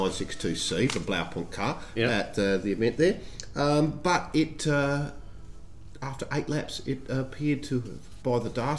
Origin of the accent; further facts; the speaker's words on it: Australia; I'm from Australia.